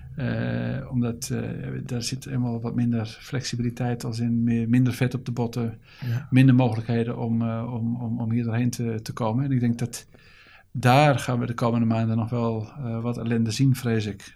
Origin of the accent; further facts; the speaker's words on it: Netherlands; als Nederlanders